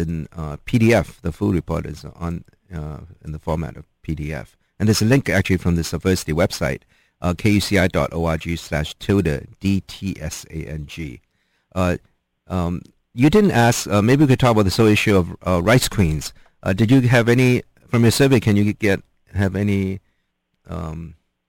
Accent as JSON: {"language": "English", "country": "Hong Kong", "moved": "yes", "lives_now": "United States", "said": "I came from Hong Kong, and, I mean, I had Asian boyfriends, you know, in my teens"}